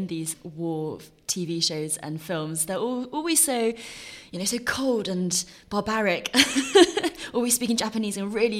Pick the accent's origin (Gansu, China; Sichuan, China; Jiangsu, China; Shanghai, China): Jiangsu, China; Nanjing; as someone who was born and raised in Nanjing, where obviously the Nanjing massacre happened